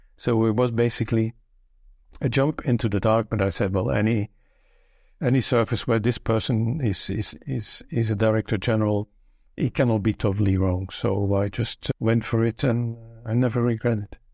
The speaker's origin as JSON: {"language": "English", "country": "Belgium", "tie": "born or raised there", "first_language": "Dutch", "second_language": "English", "moved": "as an adult", "lives_now": "Luxembourg", "said": "I was born in Belgium, but I've lived here in Luxembourg for thirty-two years, more than half my life"}